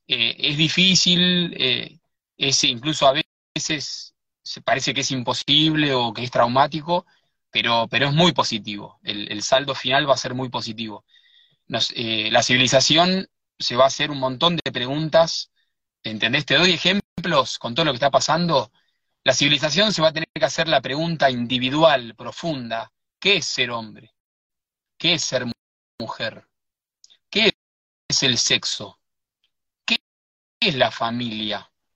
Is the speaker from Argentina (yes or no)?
yes; Buenos Aires, Argentina; also born or lived in Sierras de Córdoba; now in Córdoba, Argentina; Yo soy de Buenos Aires, pero vivo en, la Sierra de Córdoba